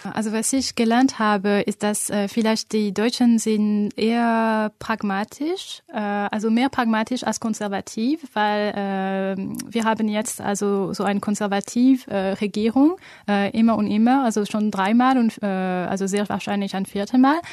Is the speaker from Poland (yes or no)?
no; France; German is a second language; Ich komme aus Frankreich